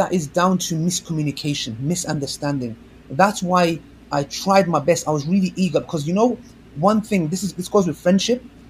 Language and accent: English; Kurdistan, Turkey; I'm Kurdish from Turkey